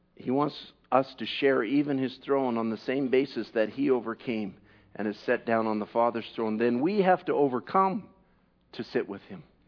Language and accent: English; Canada; I'm a Canadian